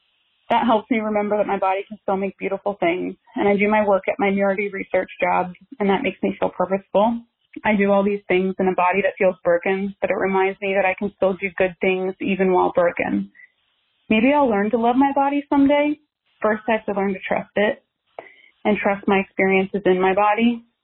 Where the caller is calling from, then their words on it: Washington, District of Columbia, United States; I'm calling from Washington, D.C.